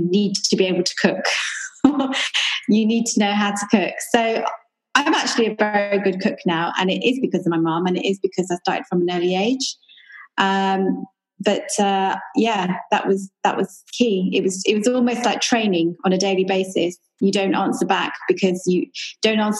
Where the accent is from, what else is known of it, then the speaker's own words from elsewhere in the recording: Maidenhead, South East England, United Kingdom; also born or lived in Coventry; I was born in Coventry. And then when I was 6 years old, my dad and my mum moved to Maidenhead, which is West London, to start a new life there.